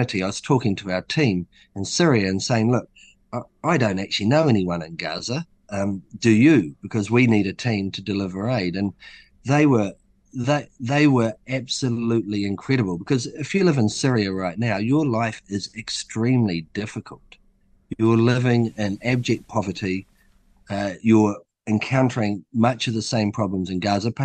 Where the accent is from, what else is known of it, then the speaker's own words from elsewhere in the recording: Hawke's Bay, New Zealand; also born or lived in Auckland; I'm from Hawke's Bay